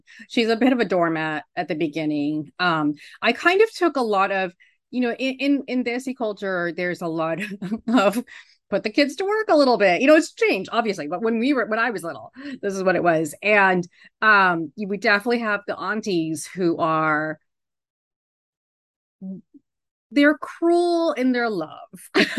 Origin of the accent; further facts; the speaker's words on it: New York City, New York, United States; now in Sedona, United States; So I moved out there from New York. I'm a former New Yorker